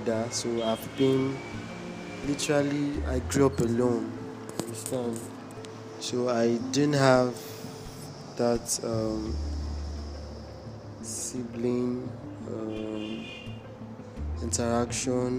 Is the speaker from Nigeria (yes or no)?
yes; Imo, Nigeria; I'm from Imo State.